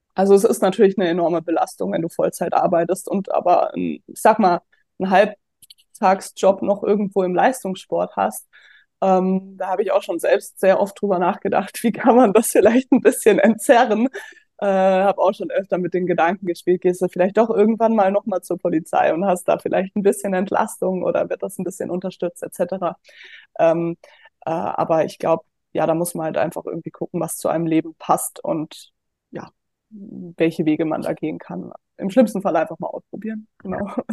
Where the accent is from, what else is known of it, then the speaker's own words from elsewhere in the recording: Offenbach am Main, Hesse, Germany; moved away as an adult; also born or lived in Würzburg; ich komme ursprünglich aus Offenbach